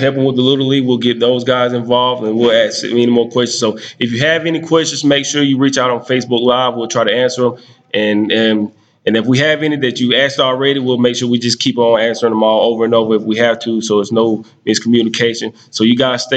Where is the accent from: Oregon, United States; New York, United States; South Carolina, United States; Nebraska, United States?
South Carolina, United States; Jonesville; I'm from Jonesville